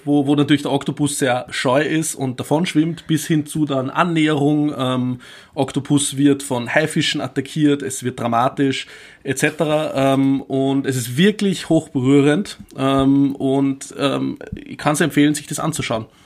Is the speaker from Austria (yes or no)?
yes; Upper Austria, Austria; Oberösterreich, mein Heimatbundesland